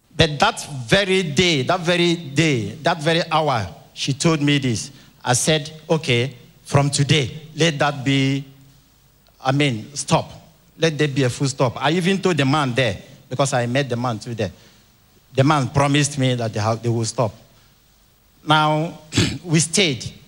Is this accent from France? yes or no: no; Benue, Nigeria; I came from Benue State